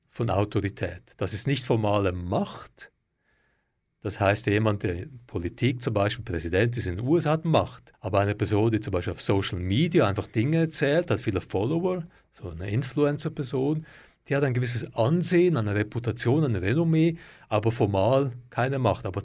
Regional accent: Switzerland; wie man es vielleicht bei uns in der Schweiz jetzt wäre.

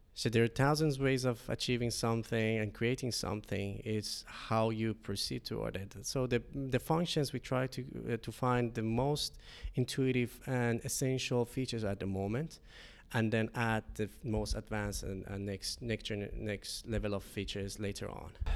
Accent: Shiraz, Fars, Iran; moved away as an adult; now in Finland; I'm coming from Iran, Shiraz. Uh, it's a city in Center South.

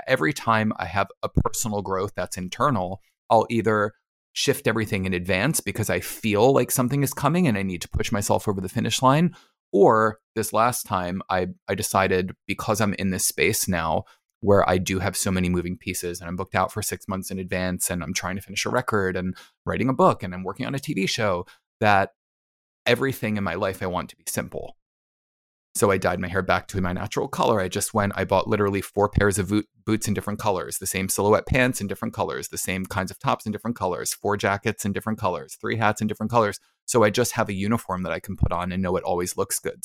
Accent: New Jersey, United States; I'm from New Jersey

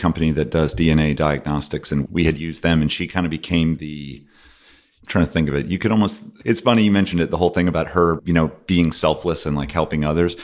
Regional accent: Binghamton, New York, United States; I grew up in Binghamton, New York

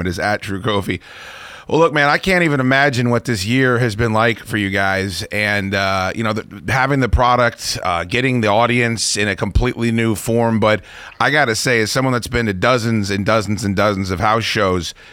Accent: Northern Virginia, United States; I'm from here. I was born in Northern Virginia. I've done radio here my whole life.

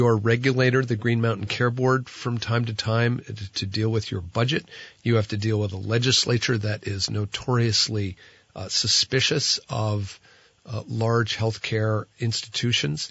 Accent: New Jersey, United States; now in Vermont, United States; I'm from New Jersey

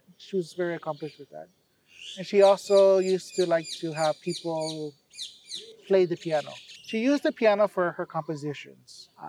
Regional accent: Hawaii, United States

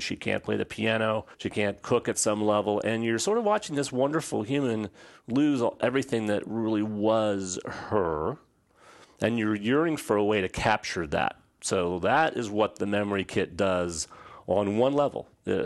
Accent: Midwest, United States; moved away as an adult; also born or lived in Southern California; now in Atlanta, United States; I was raised in the Midwest, went to school at USC

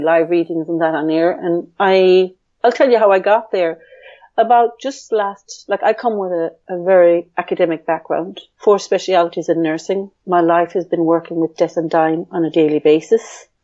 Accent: Ireland; But I grew up in a male dominant family where in Ireland, the girl was kind of the second class one

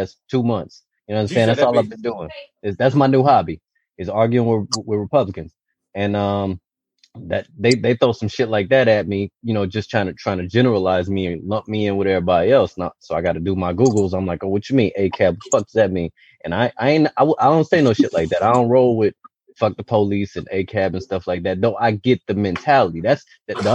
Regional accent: Detroit, Michigan, United States; growing up in Detroit

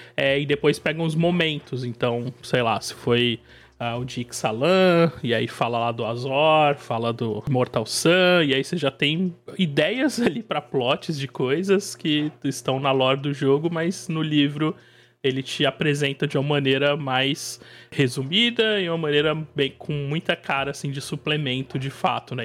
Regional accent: São Paulo state coast, Brazil; Eu sou, eu sou do estado de São Paulo, mais precisamente do litoral.

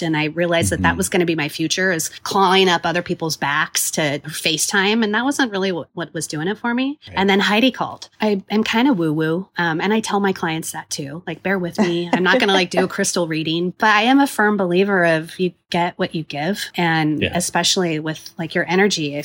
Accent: Woodland, Washington, United States; moved away as an adult; also born or lived in Kalispell, Montana / Burlington, Vermont; I grew up in a small town

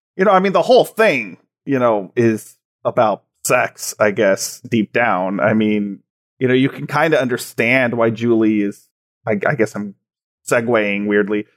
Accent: Graham, Texas, United States; the town I actually grew up in is called Graham

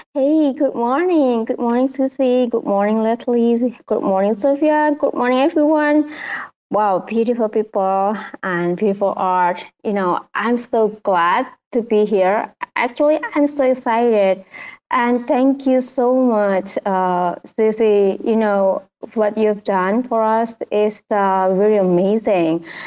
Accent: Indonesia; I'm traditional painter from Indonesia

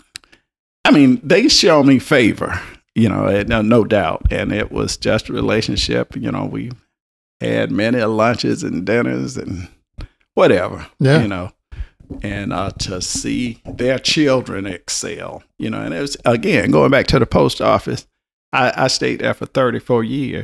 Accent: the South, Southern United States, United States; accent: Southern drawl; I'm a Southerner and had this drawl.

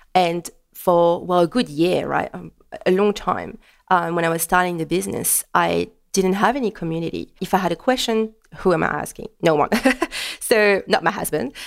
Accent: France; first language French; English is a second language; moved away as an adult; now in Melbourne, Australia; French, English is not my native language. It just brings me a bit closer to France

